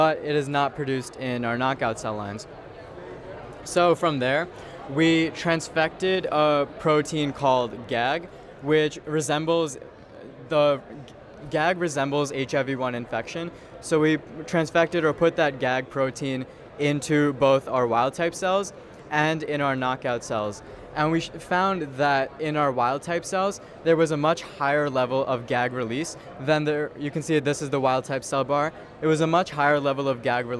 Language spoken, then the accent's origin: English; Dix Hills, New York, United States; I'm from Dix Hills, New York